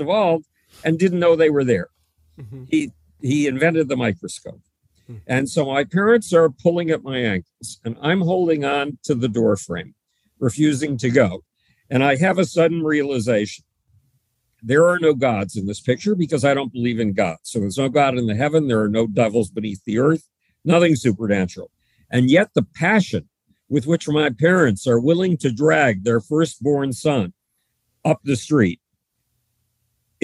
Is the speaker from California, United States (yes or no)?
no; Buffalo, New York, United States; Buffalo, New York, my hometown